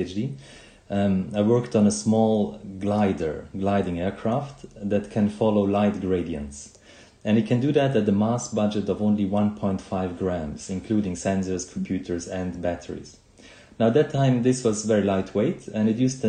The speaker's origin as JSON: {"language": "English", "country": "Switzerland", "tie": "born or raised there", "said": "when I grew up in Switzerland, and I remember as a child when I was 7 or 8"}